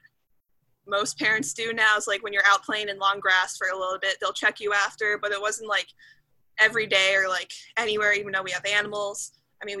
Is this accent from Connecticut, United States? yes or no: yes; East Lyme, Connecticut, United States; I'm in East Lyme, Connecticut